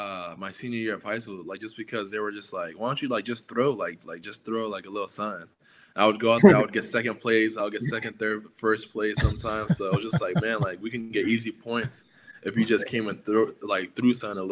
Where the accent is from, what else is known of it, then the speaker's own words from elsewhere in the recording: Providence, Rhode Island, United States; because I'm coming from Providence inner city, where it's a lot of like Black, a lot of Hispanic. You know, it's like very like diverse in culture.